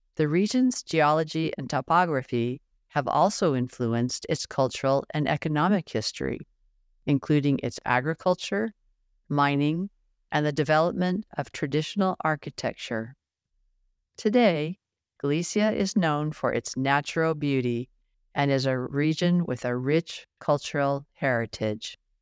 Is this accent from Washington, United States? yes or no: yes; Washington, United States; My mom, sister, and I were born and raised in Washington State